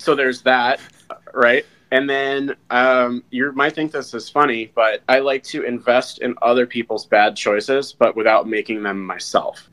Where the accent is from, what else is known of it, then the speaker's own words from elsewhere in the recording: Vermont, United States; moved away as an adult; also born or lived in Australia / Denmark; now in Minnesota, United States; I was born and raised in Vermont